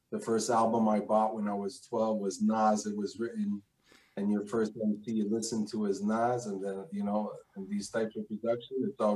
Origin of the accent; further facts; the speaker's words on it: Quebec City, Quebec, Canada; also born or lived in Greenwich, Connecticut; when I came in Quebec at 5